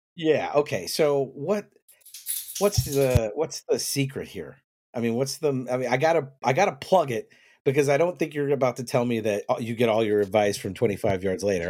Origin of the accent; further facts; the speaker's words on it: the South, United States; I was raised in the South